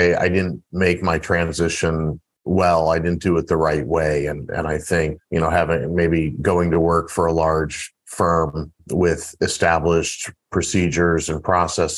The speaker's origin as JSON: {"language": "English", "town": "St. Louis", "region": "Missouri", "country": "United States", "tie": "born or raised there", "said": "I grew up in St. Louis, Missouri"}